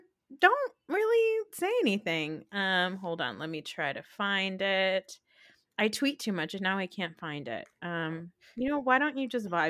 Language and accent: English; Maryland, United States; born there; I was born in Maryland.